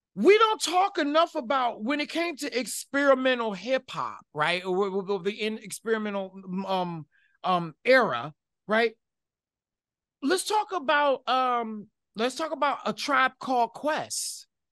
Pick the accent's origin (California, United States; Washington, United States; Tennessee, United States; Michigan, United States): Michigan, United States; Detroit; growing up in Detroit, Michigan